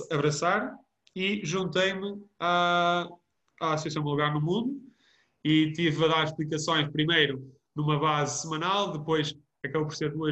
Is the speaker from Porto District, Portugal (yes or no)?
no; Vozela, Viseu, Portugal; conseguir levar os miúdos de, de volta a, a Vozela e, e àquela zona que, para além de ser a minha terra natal, e eu vou sempre louvá-la e dizer que é o melhor sítio para se viver